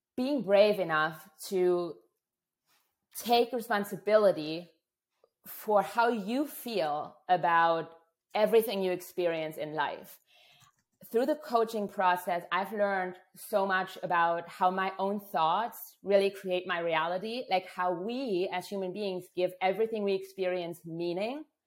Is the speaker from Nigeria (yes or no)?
no; Germany; moved away; I'm from Germany originally, a culture that's very right, wrong, black, white, good, bad thinking oriented